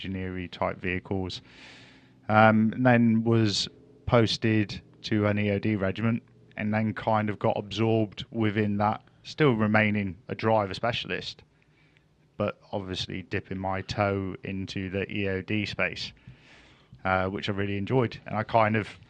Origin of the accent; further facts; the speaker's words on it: Plymouth, South West England, United Kingdom; I'm kind of from Plymouth, but most of my family are from Cornwall.